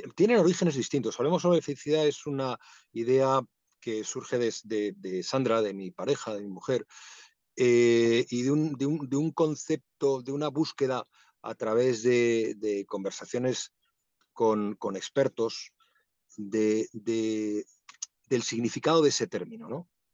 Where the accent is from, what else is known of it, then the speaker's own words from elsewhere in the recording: Madrid, Community of Madrid, Spain; also born or lived in Asturias; Mi familia es asturiana, yo nací en Madrid, pero eh, viví parte de mi infancia en Asturias y sigo teniendo ese vínculo